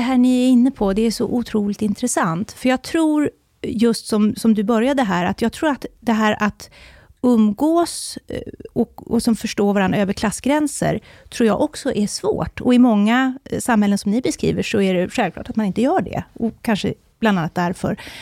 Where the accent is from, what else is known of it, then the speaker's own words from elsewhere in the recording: Borlänge, Dalarna County, Sweden; moved away; also born or lived in Uppsala / Stockholm; jag växte upp i Borlänge